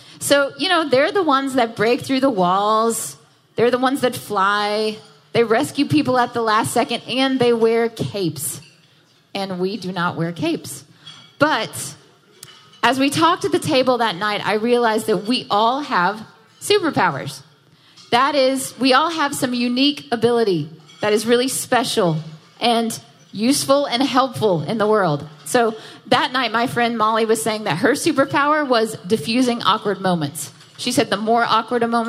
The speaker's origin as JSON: {"language": "English", "town": "Jackson", "region": "Mississippi", "country": "United States", "tie": "born or raised there", "also_born_or_lived": "Nashville, Tennessee", "moved": "as an adult", "lives_now": "New York City, United States", "said": "I was born and raised in Jackson, Mississippi. I moved to Nashville for college, And I lived there for a long time. And last year, I decided it was time to move to New York City."}